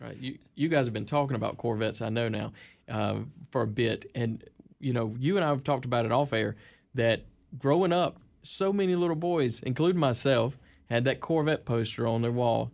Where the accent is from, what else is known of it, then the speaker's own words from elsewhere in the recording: Seneca, South Carolina, United States; That's what I call Seneca. That's my hometown, man